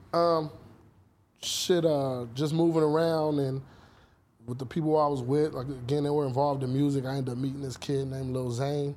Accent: Los Angeles, California, United States; I was born and raised here. I was born in Cedar Sinai

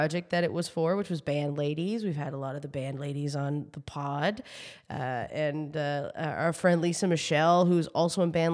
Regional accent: New Brunswick, Canada; now in Toronto, Canada; I'm from the East Coast, so I'm originally from New Brunswick, living in Toronto.

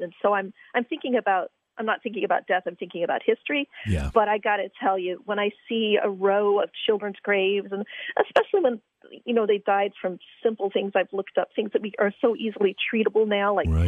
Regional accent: Virginia, United States; when I was a little girl growing up in Virginia

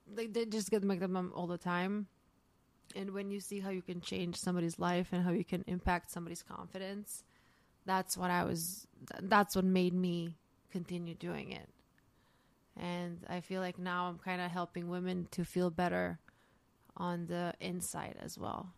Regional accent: Zagreb, City of Zagreb, Croatia; moved away as an adult; now in New York, United States; I was raised in the city called Zagreb

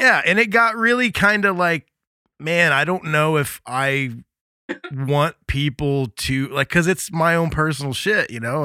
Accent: Midwest, United States; also born or lived in Indiana; I grew up in the Midwest

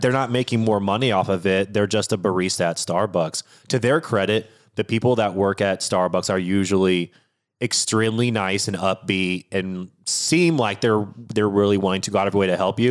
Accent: Washington, United States; I'm born and raised in Washington State

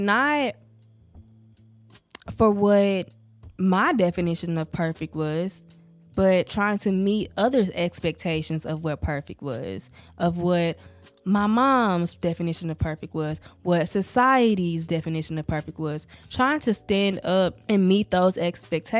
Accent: the South, United States; accent: southern, country; I really can hear the southern, the countryness of my accent

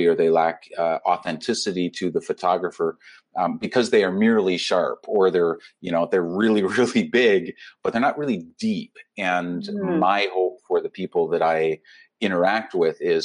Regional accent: Canada; I'm a Canadian travel and humanitarian photographer

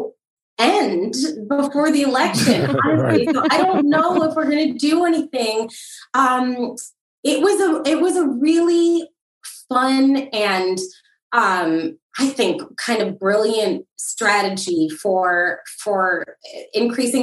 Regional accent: Milwaukee, Wisconsin, United States; I'm from Milwaukee

